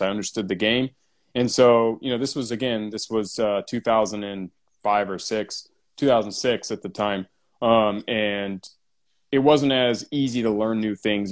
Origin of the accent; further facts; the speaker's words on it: San Diego, California, United States; San Diego, born and raised